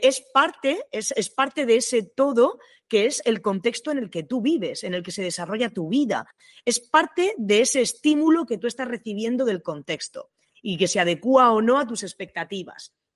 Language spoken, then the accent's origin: Spanish; Region of Murcia, Spain; en mi tierra, en Murcia